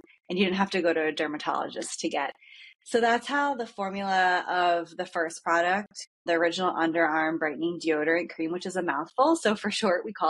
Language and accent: English; Philadelphia, Pennsylvania, United States; moved away as an adult; also born or lived in Maine / Salt Lake City / San Diego; now in Carlsbad, United States; I'm from Philadelphia